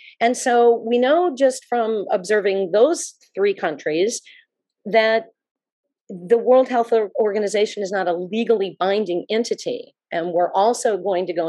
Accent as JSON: {"language": "English", "region": "South Florida", "country": "United States", "tie": "born or raised there", "also_born_or_lived": "Manhattan, New York / Virginia", "moved": "as an adult", "said": "I was born and raised in South Florida, but I was gone for 30 years"}